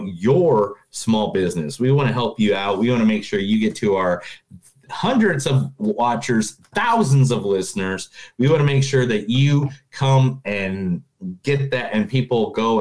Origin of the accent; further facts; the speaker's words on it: Indiana, United States; I'm from Indiana